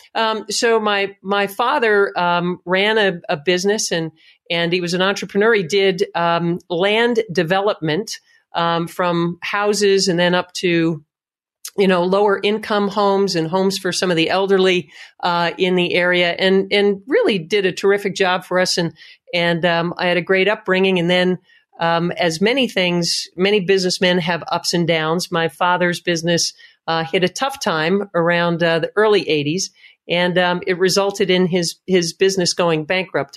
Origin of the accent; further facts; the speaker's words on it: Tamaqua, Pennsylvania, United States; I grew up in Tamaqua, Pennsylvania